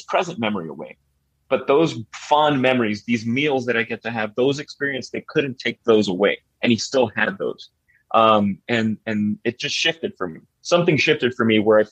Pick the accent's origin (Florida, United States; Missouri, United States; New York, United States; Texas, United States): Florida, United States; Miami; I was born and raised in Miami, Florida